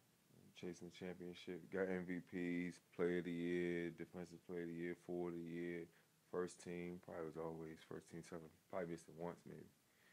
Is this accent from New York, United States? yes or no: yes; New York, United States; also born or lived in Chester / Hopewell / Petersburg; I'm originally from New York, so I already had the rough side. Mm-hmm. And I bounced around, went to VA, was in Chester, went from Chester to Hopewell, then Hopewell to Petersburg, but Petersburg felt like home